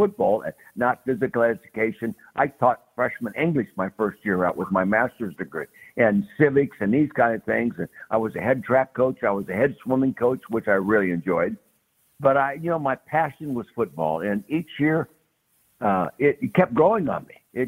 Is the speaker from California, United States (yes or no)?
yes; Calistoga, California, United States; born there; So that's where it all started. Calistoga, California, Napa Valley, wine country